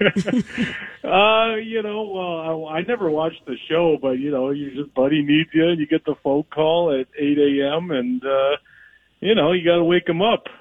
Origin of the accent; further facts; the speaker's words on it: Minnesota, United States; moved away; I'm obviously from Minnesota